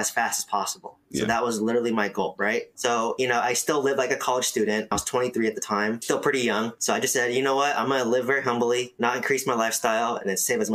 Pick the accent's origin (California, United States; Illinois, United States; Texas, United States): California, United States; Bay Area; I grew up in the Bay Area